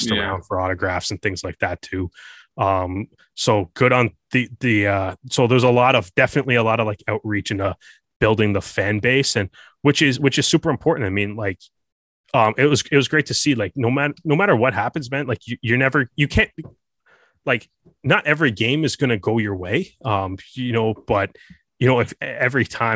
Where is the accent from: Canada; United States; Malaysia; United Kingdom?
Canada; myself growing up in Canada